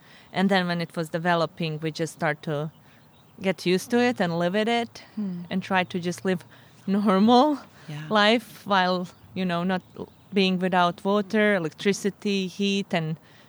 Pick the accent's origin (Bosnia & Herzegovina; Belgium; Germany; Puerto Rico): Bosnia & Herzegovina; Sarajevo, Federation of Bosnia and Herzegovina; moved away as an adult; also born or lived in Zvornik, Bosnia; now in California, United States; My hometown is a small town in Bosnia named Zvornik, but mm-hmm. I grew up in Sarajevo. My parents moved when I was like 4 years old. Mm-hmm. So I grew up all my life in Sarajevo until I moved to California.